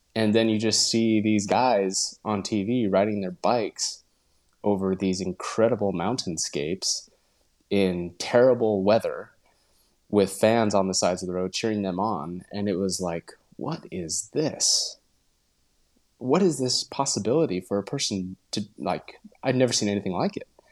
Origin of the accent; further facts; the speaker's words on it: Utah, United States; moved away as an adult; also born or lived in Portland, Oregon; now in Tarragona, Spain; I grew up in Utah